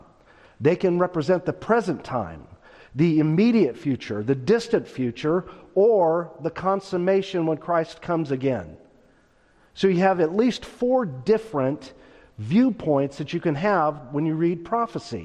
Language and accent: English; Stockton, California, United States; When I was a boy raised in Northern California, I was born in Stockton